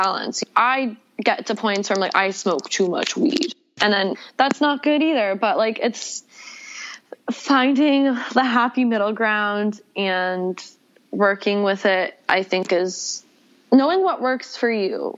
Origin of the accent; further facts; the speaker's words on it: Atlanta, Georgia, United States; moved away as an adult; also born or lived in Buffalo, New York; now in Los Angeles, United States; moved to Atlanta where I grew up.